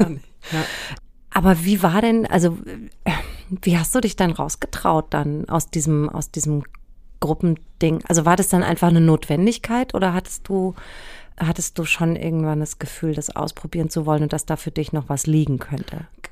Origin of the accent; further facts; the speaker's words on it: Frankfurt area, Hesse, Germany; ich komme ja aus der Ecke und bin zwar St. Pauli-Fan, aber Eintracht Frankfurt ist so mein, mein Urverein